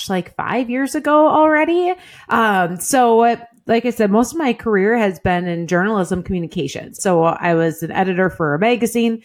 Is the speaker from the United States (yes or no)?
yes; southern Wisconsin, United States; now in Green Bay area, United States; grew up, you know, in a little small town in southern Wisconsin, milking cows